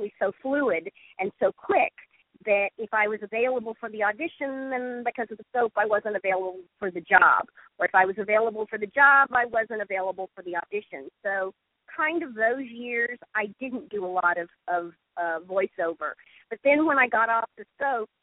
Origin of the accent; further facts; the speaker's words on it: Dallas, Texas, United States; moved away; I'm basically from Dallas originally